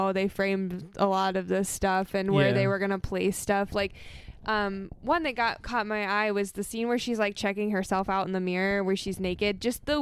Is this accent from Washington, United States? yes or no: no; East Texas, United States; I am from East Texas